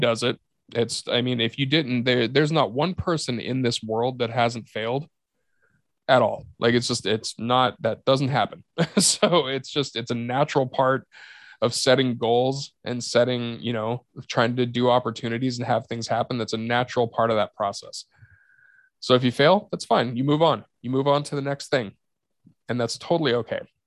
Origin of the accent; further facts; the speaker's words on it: Yakima, Washington, United States; Yakima is my hometown. I know almost everybody in that town.